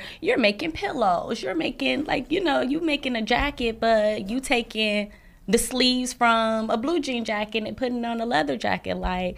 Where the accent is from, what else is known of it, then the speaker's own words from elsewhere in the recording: Milwaukee, Wisconsin, United States; also born or lived in Chicago; Okay. Well, like you said, I'm from Milwaukee, Wisconsin. Went to college in Chicago.